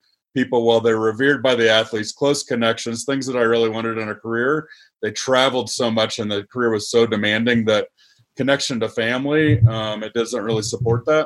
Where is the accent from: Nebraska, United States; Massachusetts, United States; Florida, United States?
Nebraska, United States; moved away as an adult; I'm a Nebraska boy through and through. I went to, I grew up in Nebraska.